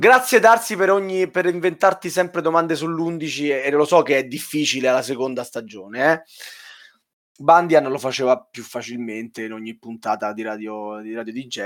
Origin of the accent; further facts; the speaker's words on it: Southern Italy, Italy; io sono il terrone fra di voi